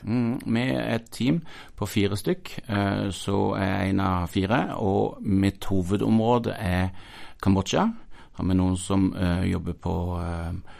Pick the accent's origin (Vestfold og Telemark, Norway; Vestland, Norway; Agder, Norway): Agder, Norway; Mandal; moved away; also born or lived in Stavanger, Norway / Paris, France / Sandnes, Norway; jeg kommer fra Mandal. Eh, det blide Sørland. Eh, og har fått gå i lære hos gode folk og vokse som disippel på bedehuset i Mandal